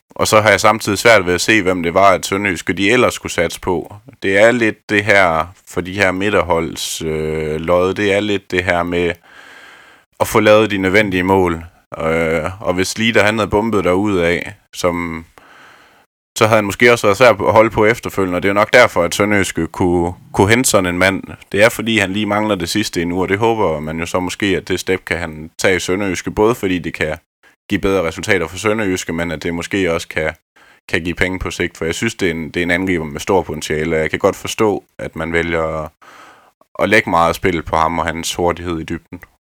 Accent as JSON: {"language": "Danish", "town": "Askov", "region": "Southern Denmark", "country": "Denmark", "tie": "born or raised there", "said": "Jeg er oprindelig fra Askov ved Vejen"}